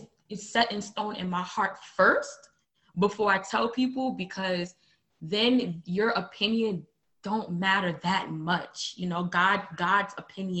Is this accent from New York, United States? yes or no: yes; New York City, New York, United States; moved away as an adult; now in Milwaukee, United States; I'm from Brooklyn, New York, born and raised